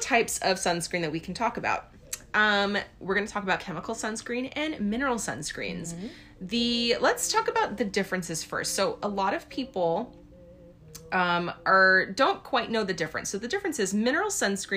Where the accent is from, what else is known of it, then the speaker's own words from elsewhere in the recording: Hawaii, United States; moved away; growing up, we grew up in Hawaii